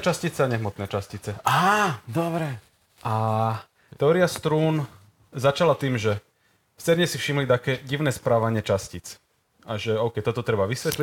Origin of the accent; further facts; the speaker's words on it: Slovakia; ja som tam Slovák